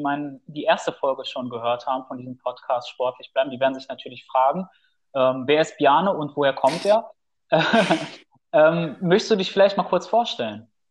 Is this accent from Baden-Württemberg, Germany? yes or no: no; Bielefeld, North Rhine-Westphalia, Germany; wir sind nämlich beide aus Bielefeld